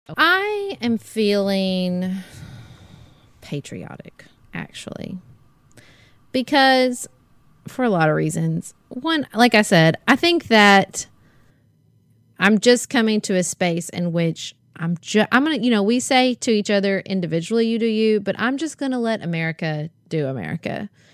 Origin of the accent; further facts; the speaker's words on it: Paducah, Kentucky, United States; my family, Paducah, the community I have there, um, my church, and being an American and, and also being a Kentuckian